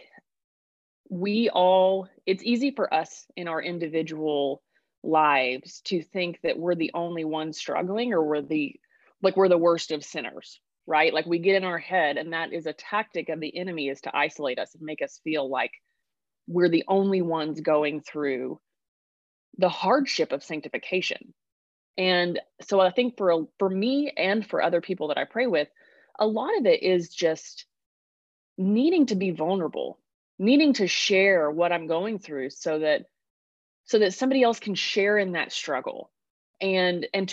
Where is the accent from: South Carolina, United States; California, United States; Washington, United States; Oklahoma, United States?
Oklahoma, United States; Sulphur; From Oklahoma originally. Was raised in Southern Oklahoma